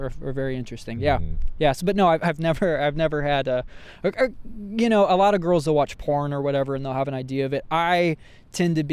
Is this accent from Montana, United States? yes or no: no; central Indiana, United States; now in Los Angeles, United States; I was raised in central Indiana.